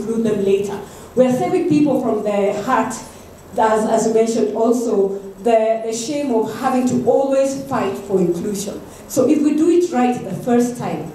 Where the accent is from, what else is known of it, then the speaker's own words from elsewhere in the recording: Kenya; moved away; I'm still a Kenyan